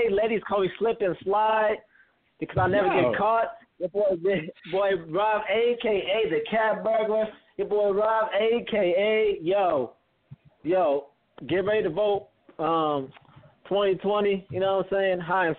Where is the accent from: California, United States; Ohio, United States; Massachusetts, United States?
California, United States; I'm from California